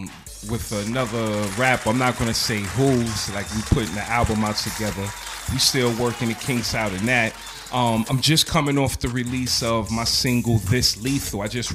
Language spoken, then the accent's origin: English; New York City, New York, United States; I'm from the Boogie Down.